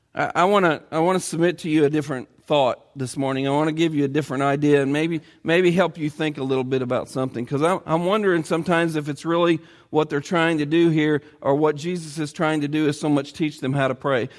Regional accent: Edinburgh, Indiana, United States; the little town where I grew up in Edinburgh, Indiana

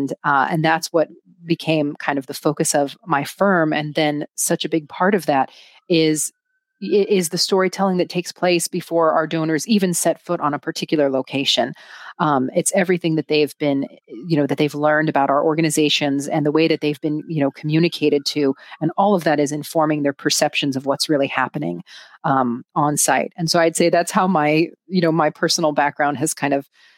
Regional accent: United States; And so, so I'm Greek. I grew up in the United States. I've also lived in other countries throughout my life.

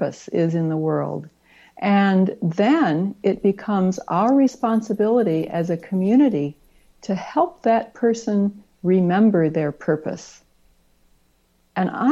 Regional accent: Ohio, United States; I grew up in Ohio

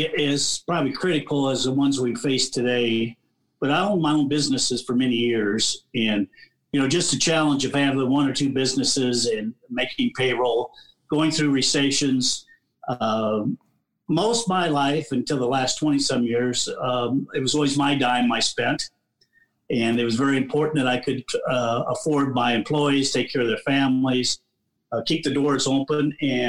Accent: Altoona, Iowa, United States; I've been born and raised in Altoona, Iowa. I've been around a long time. Went to Bondurant for high school.

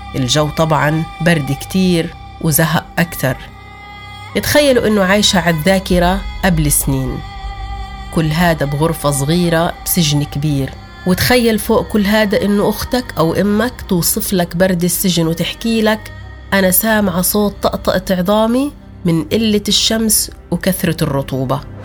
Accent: Sur Baher, Jerusalem, Palestine; بيتنا وحاصروا قريتنا قرية صور باهر كلها واعتقلوا كل أهلي

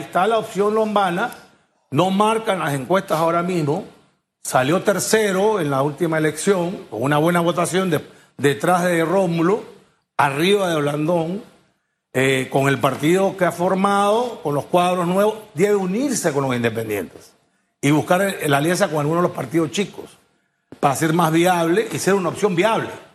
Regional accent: Peru; moved away as an adult; now in Panama; Yo, yo nací en Perú, soy panameño

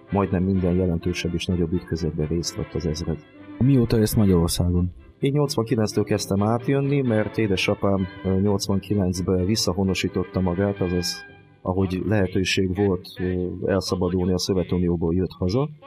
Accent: Transcarpathia, Zakarpattia Oblast, Ukraine; also born or lived in Tolyatti, Russia; now in Hungary; mint ez már kiderült a felvezetőből. Kárpátai születésű vagyok egyébként, csak a, sor, a történelmi sors mintora miatt kicsit máshol szocializálódtam

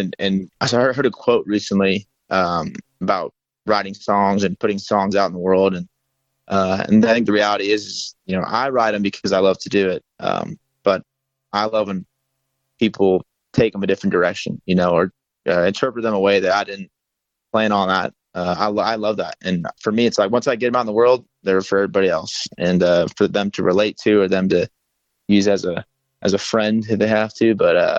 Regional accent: Texas, United States; also born or lived in California; Yeah, no, I bounced around a good amount growing up between Texas and a little bit small town Northern California, and really just kind of grew up in a rural setting

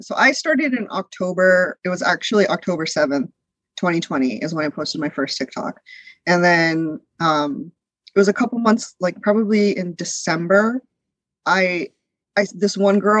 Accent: United States; also born or lived in India; I'm not. We moved here when I was 3 years old. So my brother, who was born here, is first generation born and raised in America. I'm first generation raised in America.

